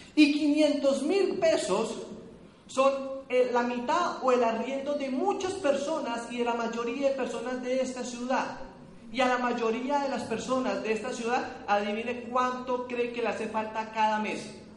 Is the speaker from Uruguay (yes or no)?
no; Cali, Valle del Cauca, Colombia; Yo soy aquí caleño